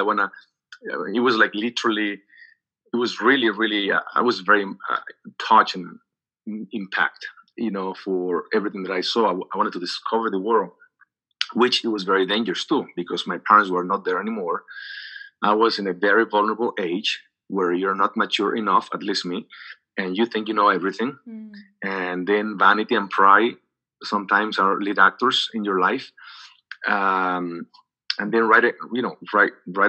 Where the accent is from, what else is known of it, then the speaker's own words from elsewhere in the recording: Xicoténcatl, Tamaulipas, Mexico; English is a second language; moved away as an adult; also born or lived in Ciudad Mante, Mexico / Miami, United States / Los Angeles, United States; I was raised in Jicotencal.